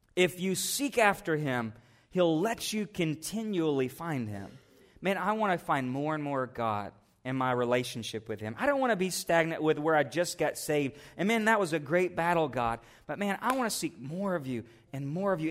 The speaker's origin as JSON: {"language": "English", "country": "United States", "said": "as an American Christian"}